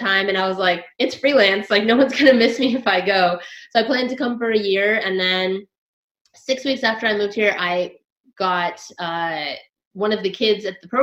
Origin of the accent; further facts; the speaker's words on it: Washington, United States; moved away as an adult; also born or lived in Los Angeles, United States; now in Thailand; I'm from Los Angeles. originally Washington State, but I lived in Los Angeles for 10 years before I moved here